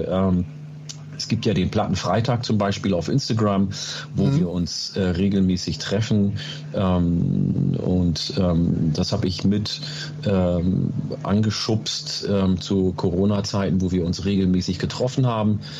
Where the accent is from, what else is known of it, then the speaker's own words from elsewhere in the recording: Oromia, Ethiopia; first language Oromo; German is a second language; now in Germany; ähm, ich komme aus Oromia, das heißt äh, Afan Oromo, meine erste Sprache, ähm, gibt es auch noch.